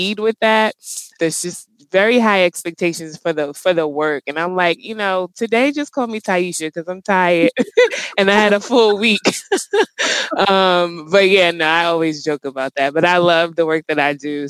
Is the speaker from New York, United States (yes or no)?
yes; New York, United States; moved away as an adult; also born or lived in Pennsylvania / Newark, New Jersey; now in Maryland, United States; I was born and raised in New York. I'm a native New Yorker